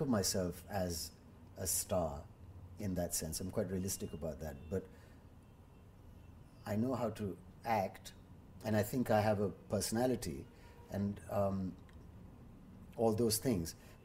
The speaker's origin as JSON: {"language": "English", "country": "India", "said": "me as an Indian"}